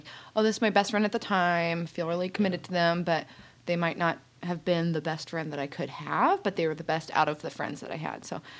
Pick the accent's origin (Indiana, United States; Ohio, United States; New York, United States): Indiana, United States; Fishers; I am also from Indianapolis. I grew up in Fisher, so semi-quasi, not really north side.